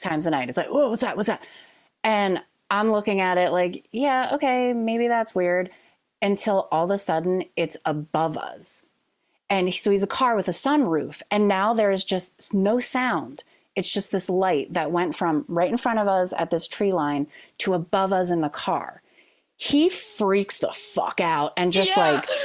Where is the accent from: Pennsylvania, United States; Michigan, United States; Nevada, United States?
Pennsylvania, United States; Bucks County; I grew up in Bucks County